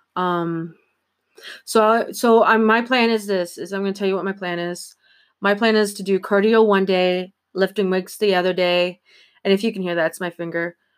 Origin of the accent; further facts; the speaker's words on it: Ontario, Canada; I'm from Ontario